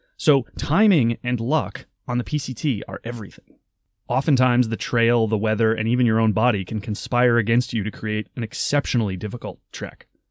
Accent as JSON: {"language": "English", "region": "Maine", "country": "United States", "tie": "born or raised there", "said": "I grew up in Maine"}